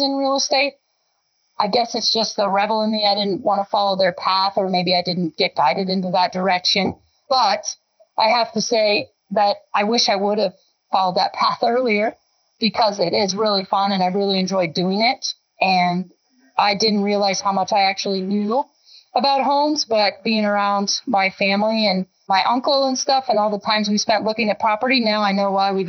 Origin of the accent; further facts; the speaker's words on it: Estes Park, Colorado, United States; also born or lived in California; I grew up in the Estes Park area